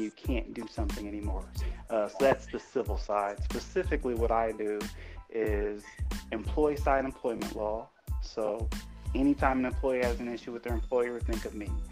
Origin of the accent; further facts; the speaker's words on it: Fort Wayne, Indiana, United States; grew up, born and raised in Fort Wayne